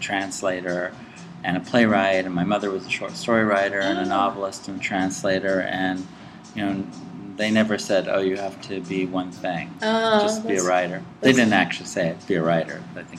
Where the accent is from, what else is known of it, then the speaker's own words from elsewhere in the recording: Athens, Ohio, United States; also born or lived in New York; I grew up all over. I was born in New York, and we moved when I was about five to southeastern Ohio, to Athens, Ohio, where my father was the director of the Ohio University Press.